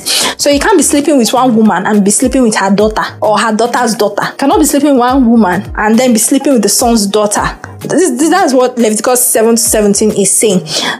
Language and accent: English; Nigeria; I refer to Nena as my sister because we are both from Igbo, you know.